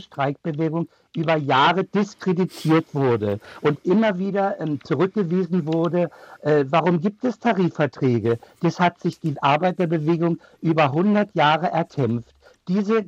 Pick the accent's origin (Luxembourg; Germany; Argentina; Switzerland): Germany; als Deutsche